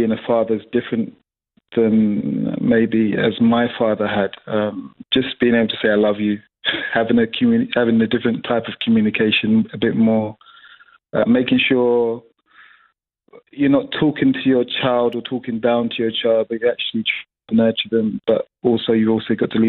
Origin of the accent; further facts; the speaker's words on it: London, United Kingdom; a young black male growing up in London or growing up in England